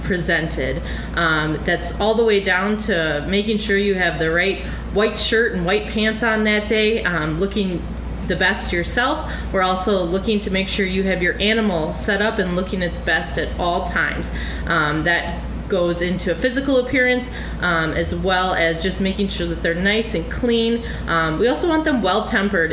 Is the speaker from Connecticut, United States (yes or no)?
no; Rock County, Wisconsin, United States; I have been judging dairy cattle since I was a young 4-H member in Rock County